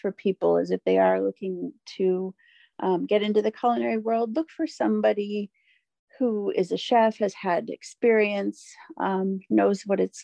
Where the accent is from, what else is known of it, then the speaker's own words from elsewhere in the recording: Ireland; I'm Irish